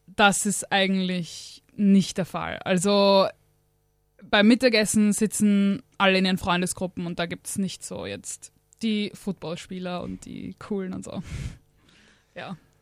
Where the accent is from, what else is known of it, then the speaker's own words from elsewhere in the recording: Austria; ich bin aus Österreich.